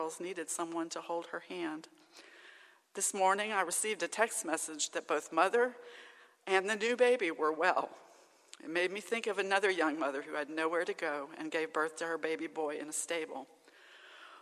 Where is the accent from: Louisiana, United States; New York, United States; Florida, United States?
Louisiana, United States; Alexandria; moved away; my hometown of Alexandria, Louisiana